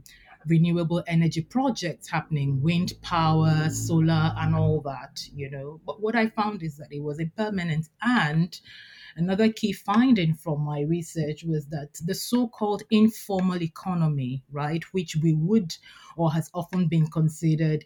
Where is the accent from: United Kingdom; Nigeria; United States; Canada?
Nigeria; I'm Nigerian